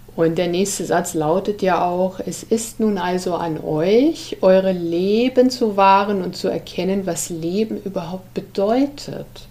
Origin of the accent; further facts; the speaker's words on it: Germany; wir Deutsche